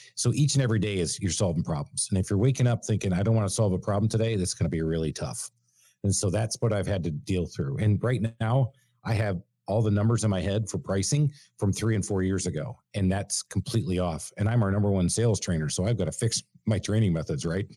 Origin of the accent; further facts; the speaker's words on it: Michigan, United States; now in Atlanta, United States; born and raised in Michigan